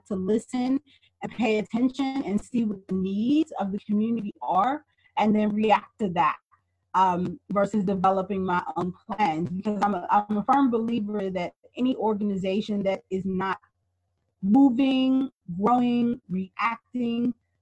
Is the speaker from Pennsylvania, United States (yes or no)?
yes; Pittsburgh, Pennsylvania, United States; also born or lived in Brooklyn, New York; we moved from Brooklyn back to Pittsburgh